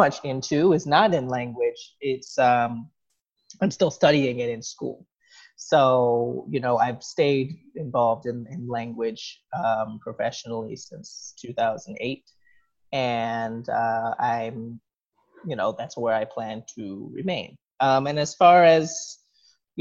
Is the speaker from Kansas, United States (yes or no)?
no; New York, United States; also born or lived in New Jersey / South Korea; I was born in New York, 1986, for those who are curious. And I've lived here pretty much my whole life